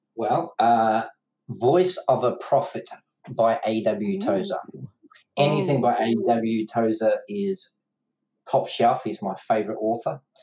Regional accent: New Zealand; Dad started pastoring mum and dad two months before I was born in New Zealand, so brought up in a uh, family where mum and dad pastored

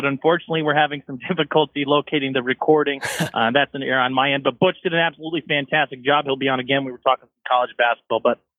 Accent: Cleveland, Ohio, United States; now in Escanaba, United States; my hometown of Cleveland

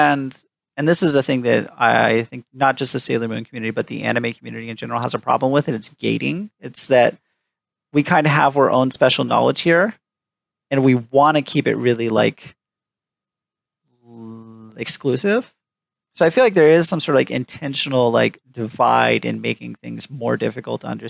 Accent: Tucson, Arizona, United States; He also lives in Tucson, Arizona now, my hometown.

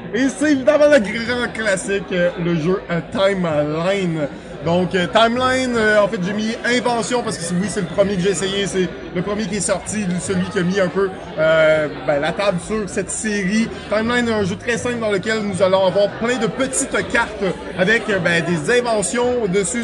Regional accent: Quebec, Canada

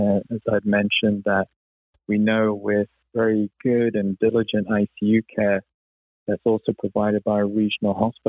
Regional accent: United Kingdom; also born or lived in Cleveland; You can't tell from my accent, I was actually born and grew up in the UK.

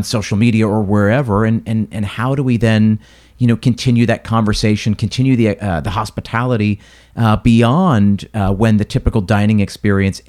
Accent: United States; my view as an American

